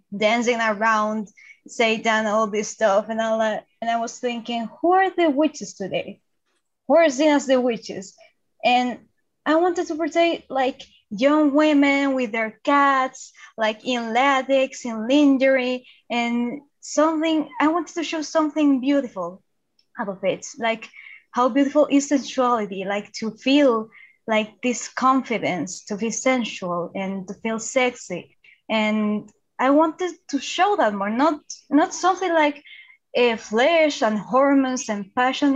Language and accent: English; Santiago, Santiago Metropolitan Region, Chile; I'm from Chile, Santiago